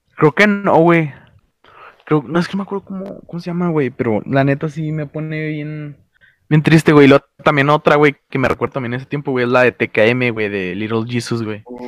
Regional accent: northern Mexico, Mexico; somos norteños

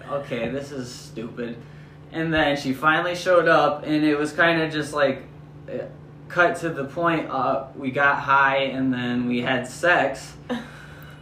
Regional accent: Sacramento, California, United States; I grew up in Sacramento, California

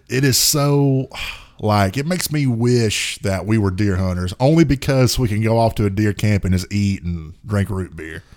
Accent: the South, United States; we're from the South

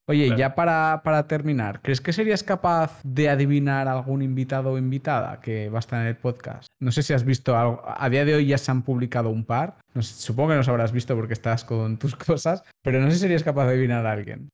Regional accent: Catalonia, Spain; nosotros somos catalanes, la familia catalana es muy de estar muy juntos

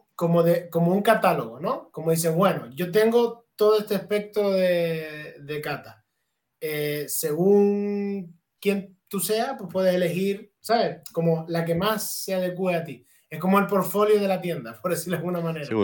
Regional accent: Canary Islands, Spain; mi pueblo, allí en Canarias.

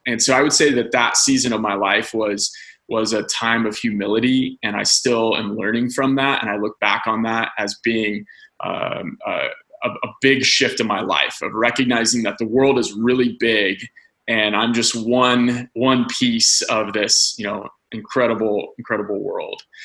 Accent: Andrews, Indiana, United States; moved away as an adult; now in California, United States; I, am originally from a small town called Andrews, Indiana.

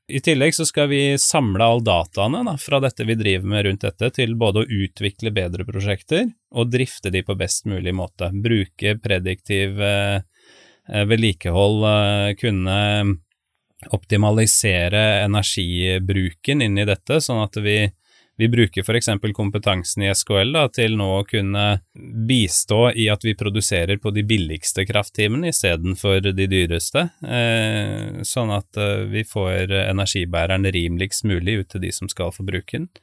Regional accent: Spydeberg, Viken, Norway; moved away; also born or lived in Sunnhordland; jeg kommer jo fra Østlandet, eh, nærmere bestemt Spydberg. Har vokst opp der.

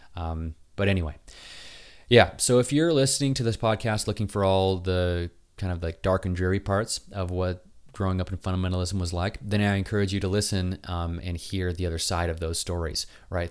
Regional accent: Utah, United States; moved away; I was from Utah

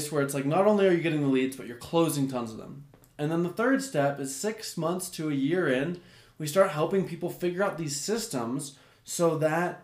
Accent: United States; I'm an American

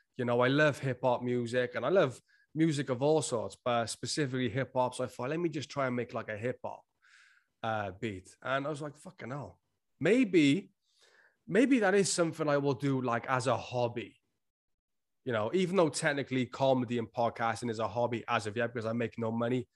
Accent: Wales, United Kingdom; accent: Welsh; I'm Welsh, like, we s, talk a little fast. That's why sometimes it sounds like I'm slurring my words on this podcast. It's just 'cause of my accent

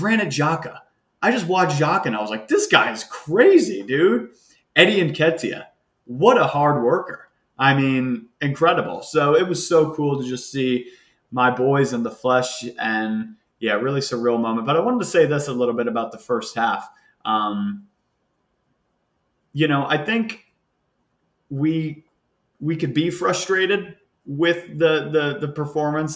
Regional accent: United States; as an American

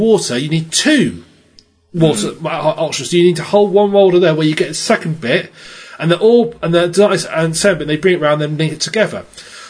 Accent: United Kingdom; I'm British

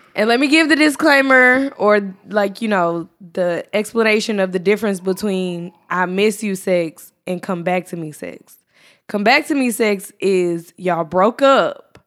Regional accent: Texas, United States; moved away; I'm from Texas

